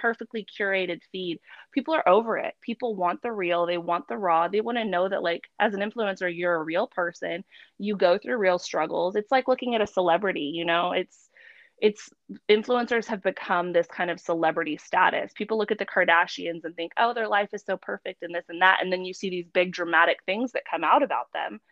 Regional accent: San Antonio, Texas, United States; now in Frisco, United States; I am based in Frisco. I'm originally from San Antonio.

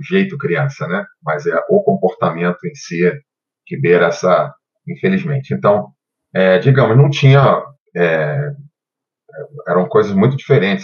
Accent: Rio de Janeiro, Brazil; moved away as an adult; now in Brasília, Brazil; Eu nasci no Rio de Janeiro, no bairro do Catete

